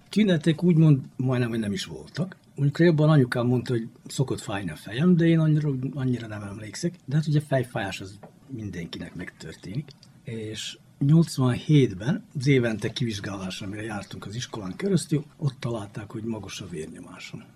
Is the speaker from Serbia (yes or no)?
yes; Novi Sad, Vojvodina, Serbia; újvidéki vagyok, 71-es születésű